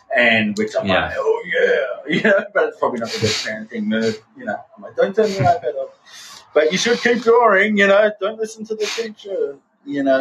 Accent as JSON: {"language": "English", "country": "Australia", "tie": "born or raised there", "moved": "as an adult", "lives_now": "Southern California, United States", "said": "I'm an Australian soul living in America."}